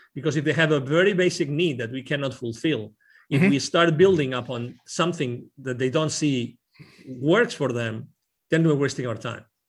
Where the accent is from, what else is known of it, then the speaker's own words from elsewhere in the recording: Barcelona, Catalonia, Spain; English is a second language; now in Plano, United States; I'm originally from Barcelona. I lived in Plano, Texas